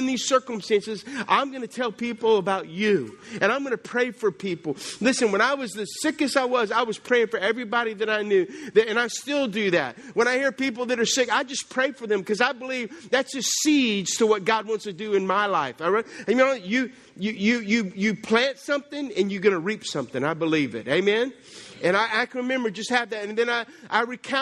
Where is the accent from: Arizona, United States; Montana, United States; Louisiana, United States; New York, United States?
Louisiana, United States; South; I'm from South Louisiana